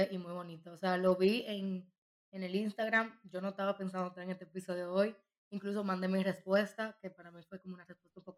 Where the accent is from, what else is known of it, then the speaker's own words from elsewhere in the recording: Dominican Republic; moved away; also born or lived in Madrid; yo soy dominicana.